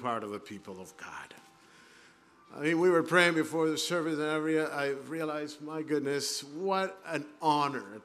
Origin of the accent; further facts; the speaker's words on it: Caracas, Capital District, Venezuela; moved away as an adult; also born or lived in Brazil / Tennessee; now in Southern California, United States; I actually grew up in the city of Caracas